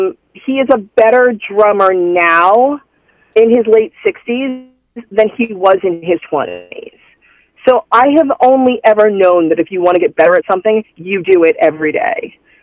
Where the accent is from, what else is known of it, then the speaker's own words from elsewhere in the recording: Dayton, Ohio, United States; now in New York, United States; Dayton, Ohio.